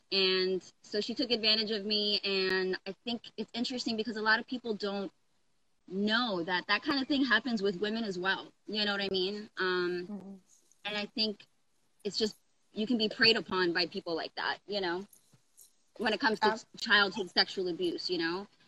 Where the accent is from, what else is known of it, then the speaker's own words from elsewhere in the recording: Brooklyn, New York, United States; born there; also born or lived in Coral Springs / Pittsburgh / Oklahoma / Georgia; I was born in Brooklyn. I lived in Coral Springs for a little bit, moved to Pittsburgh, lived in Oklahoma, lived in Georgia.